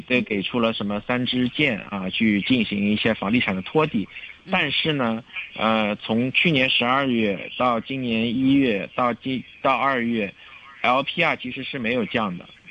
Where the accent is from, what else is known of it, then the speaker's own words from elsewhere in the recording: China; 我们中国人是勤劳善良的